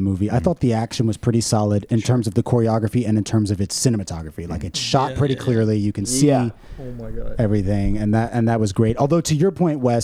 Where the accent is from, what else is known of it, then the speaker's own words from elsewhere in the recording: New York, United States; being a New Yorker